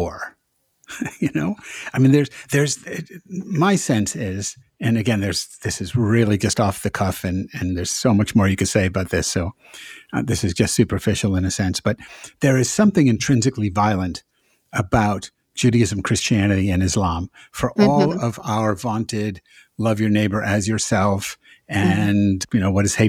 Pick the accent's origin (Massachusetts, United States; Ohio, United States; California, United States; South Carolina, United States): Massachusetts, United States; now in the South, United States; I'm from Massachusetts also